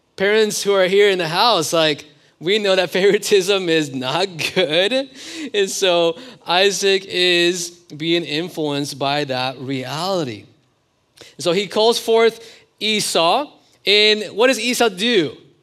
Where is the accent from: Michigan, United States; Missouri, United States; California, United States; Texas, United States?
California, United States; moved away; also born or lived in Oklahoma; I'm originally from California.